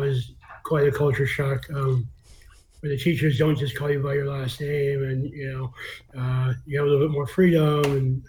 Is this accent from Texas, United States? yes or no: no; Fairfax, Virginia, United States; also born or lived in Vienna, Austria / London, England; Near here, actually, in Fairfax, Virginia. Grew up in Fairfax.